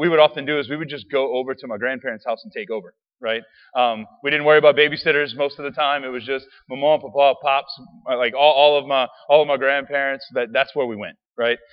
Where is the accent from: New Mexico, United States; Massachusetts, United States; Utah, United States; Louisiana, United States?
Louisiana, United States; Raceland; I grew up in Raceland